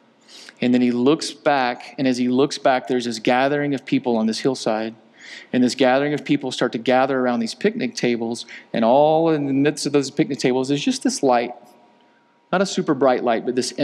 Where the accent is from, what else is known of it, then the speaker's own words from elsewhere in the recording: Georgia, United States; my black brothers that I grew up with in Georgia